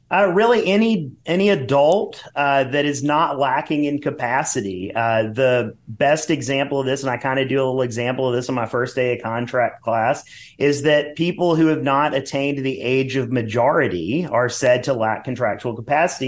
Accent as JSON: {"language": "English", "region": "Mississippi", "country": "United States", "said": "I'm originally from Mississippi"}